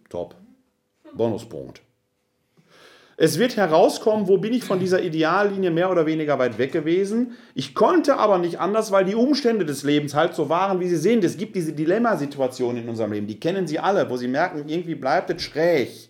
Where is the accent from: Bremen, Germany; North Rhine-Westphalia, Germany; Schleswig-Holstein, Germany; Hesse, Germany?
North Rhine-Westphalia, Germany; Essen; born there; Ich komme gebürtig aus Essen-Altendorf, bin Sohn eines Handwerkers und einer Frau, die Hausfrau war